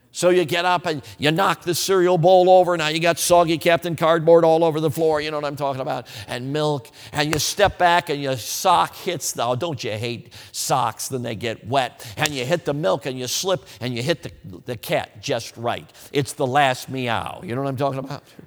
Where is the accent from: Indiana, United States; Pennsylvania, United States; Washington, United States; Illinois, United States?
Illinois, United States; Chicago; also born or lived in Wisconsin; I grew up in Chicago, so I don't know a lot about agriculture.